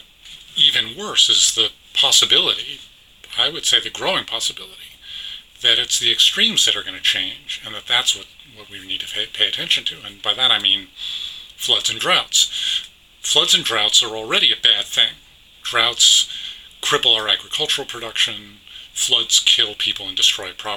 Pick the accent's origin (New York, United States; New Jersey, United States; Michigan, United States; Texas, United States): New York, United States; New York City; I grew up in New York City